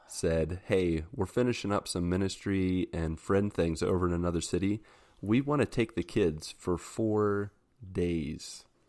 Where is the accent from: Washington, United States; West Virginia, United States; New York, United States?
West Virginia, United States; I'm from West Virginia.